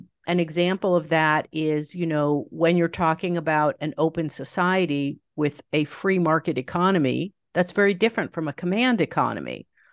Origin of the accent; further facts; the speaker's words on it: New York, United States; I mean, I grew up in I was born in New York City in the Village and grew up just outside New York, about 30 minutes north.